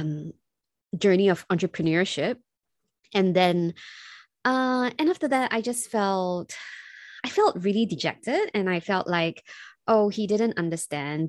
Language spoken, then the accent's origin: English; Singapore; I'm from Singapore